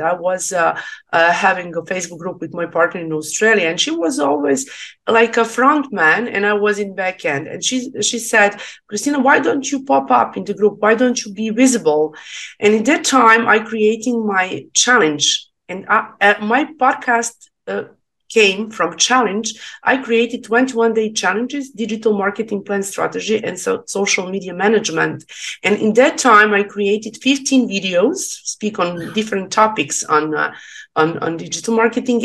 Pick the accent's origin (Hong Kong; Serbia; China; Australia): Serbia; English is a second language; I'm from Serbia